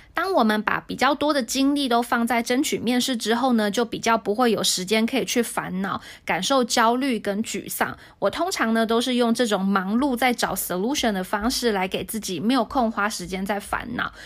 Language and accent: Chinese; Hsinchu, Taiwan; moved away as an adult; now in Taipei, Taiwan; 因为我是新竹人